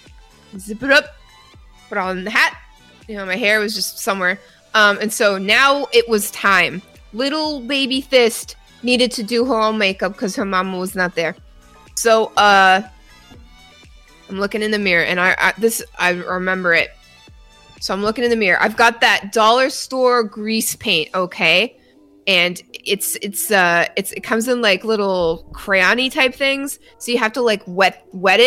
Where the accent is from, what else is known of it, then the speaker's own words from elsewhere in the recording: Canada; now in United States; As a Canadian living in the United States of America